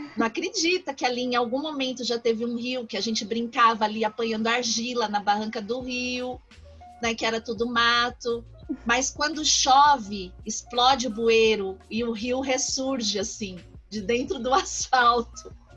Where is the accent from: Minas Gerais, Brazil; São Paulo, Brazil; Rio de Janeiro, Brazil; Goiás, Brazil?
São Paulo, Brazil; eu nasci e cresci no bairro de São Mateus, que é no extremo leste da periferia de São Paulo